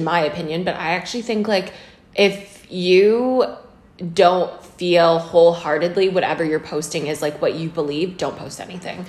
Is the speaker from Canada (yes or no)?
yes; Kamloops, British Columbia, Canada; We grew up in Canada